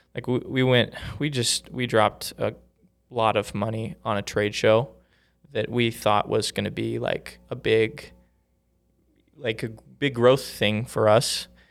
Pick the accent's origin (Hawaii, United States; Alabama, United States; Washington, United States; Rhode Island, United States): Washington, United States; Vancouver; moved away as an adult; now in Utah, United States; I grew up in, in Washington State.